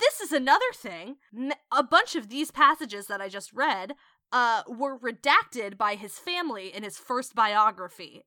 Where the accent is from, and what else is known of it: Williamstown, West Virginia, United States; born or raised there